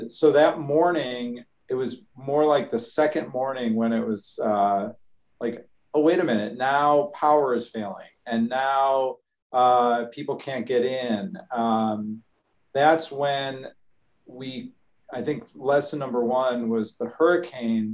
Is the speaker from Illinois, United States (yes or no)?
yes; Chicago, Illinois, United States; now in Texas, United States; I grew up in Chicago